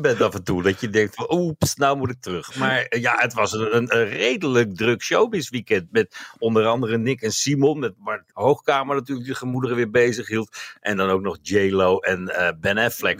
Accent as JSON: {"language": "Dutch", "region": "North Brabant", "country": "Netherlands", "said": "ik kom uit Brabant net als jij"}